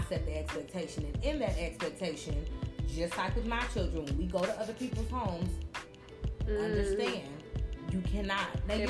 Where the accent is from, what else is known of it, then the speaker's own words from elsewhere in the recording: the South, United States; I'm from the South.